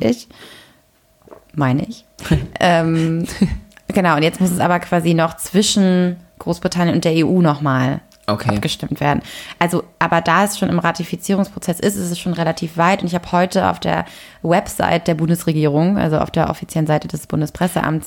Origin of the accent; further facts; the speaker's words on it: Lübeck, Schleswig-Holstein, Germany; now in Berlin, Germany; wir kommen ja beide aus Lübeck